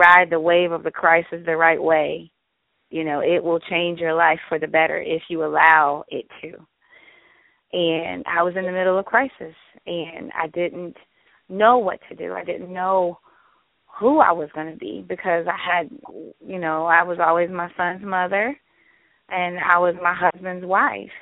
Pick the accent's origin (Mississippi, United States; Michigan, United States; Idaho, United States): Michigan, United States; Detroit; now in San Diego, United States; I was born and raised in Detroit